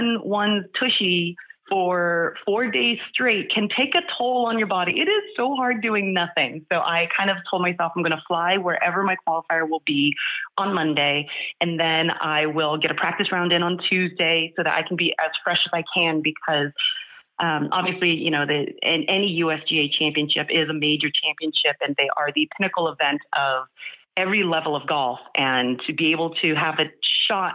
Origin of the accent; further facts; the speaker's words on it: San Jose, California, United States; I am a Northern California native. I was born and raised in San Jose